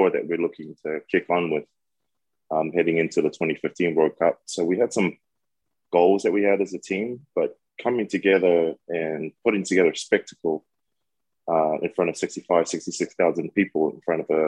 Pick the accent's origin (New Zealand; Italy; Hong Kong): New Zealand; moved away; growing up in New Zealand